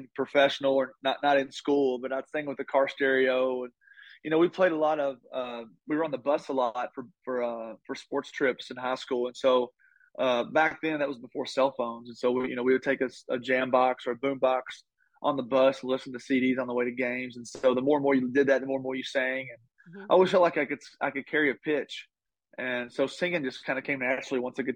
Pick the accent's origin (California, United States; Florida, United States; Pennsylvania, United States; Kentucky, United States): Kentucky, United States; Taylorsville; I grew up in Kentucky, Bluegrass State, grew up in a little town called Taylorsville.